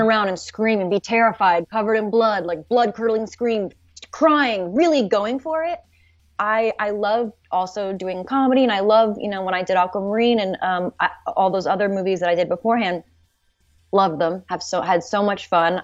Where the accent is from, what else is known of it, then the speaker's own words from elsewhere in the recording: Los Angeles, California, United States; I'm, I'm from L A, you know, I grew up in in the San Fernando Valley in Los Angeles